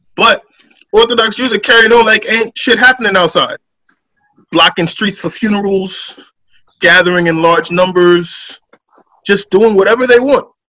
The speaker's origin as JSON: {"language": "English", "country": "Guyana", "moved": "yes", "lives_now": "United States", "said": "I'm from Guyana"}